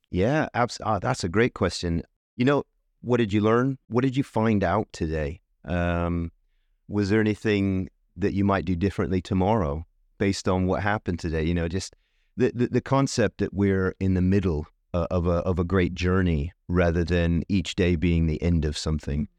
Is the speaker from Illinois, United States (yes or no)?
no; Tucson, Arizona, United States; moved away as an adult; also born or lived in Northampton, United Kingdom; now in United Kingdom; I'm from Tucson, Arizona, in the U S. I've lived here twenty-three years